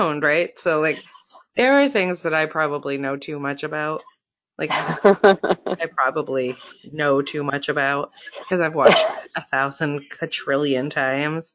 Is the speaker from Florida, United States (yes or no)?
yes; Florida, United States; I grew up in Florida